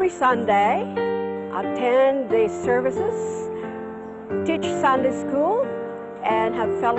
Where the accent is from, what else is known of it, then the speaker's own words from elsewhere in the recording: Philippines; moved away as an adult; now in Hong Kong; I'm from the Philippines and I've been in Hong Kong for 27 years.